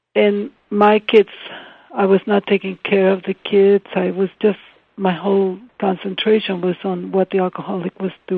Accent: Ensenada, Baja California, Mexico; English is a second language; moved away; I grew up in Ensenada on the beach

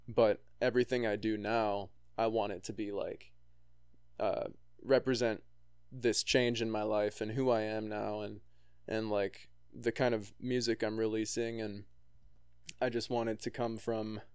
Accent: De Pere, Wisconsin, United States; moved away as an adult; also born or lived in Los Angeles / Nashville; I grew up in Pere, and these are my stomping grounds, and I live there now after living

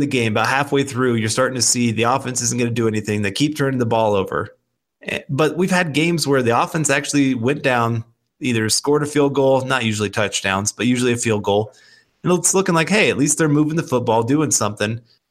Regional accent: Kansas, United States; I grew up obviously here in Kansas, dated a girl that was from, or that loved the Nebraska Huskers. My wife is actually from Nebraska.

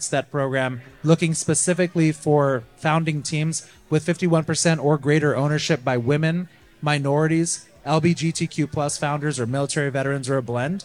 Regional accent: California, United States; now in Tampa Bay, United States; I'm from California originally

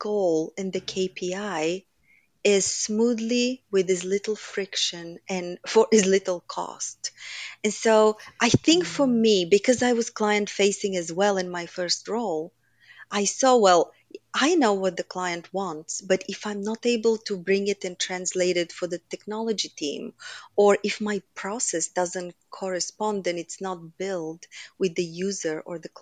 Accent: Bulgaria; moved away as an adult; now in United States; I grew up in Bulgaria during communism

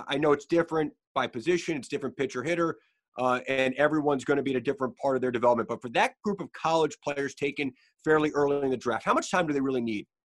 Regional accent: Baltimore, Maryland, United States; growing up in Baltimore

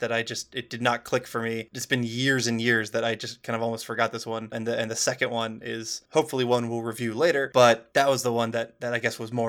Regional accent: United States; I'm American.

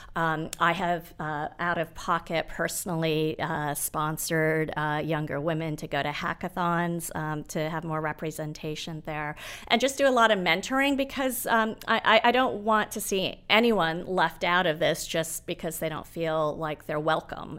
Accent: Nairobi, Kenya; moved away; I was born in Nairobi

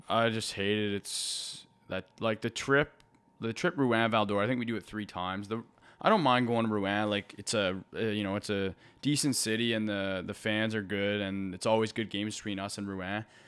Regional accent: Halifax, Nova Scotia, Canada; growing up in Halifax and watching the Moose Heads

